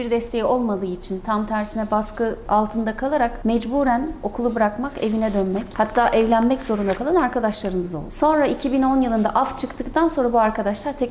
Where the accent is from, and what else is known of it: Konya, Turkey